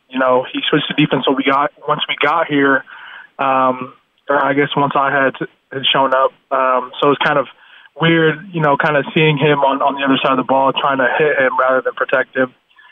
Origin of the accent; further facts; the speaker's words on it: Utah, United States; moved away as an adult; growing up in Utah, being a big Utah and BYU fan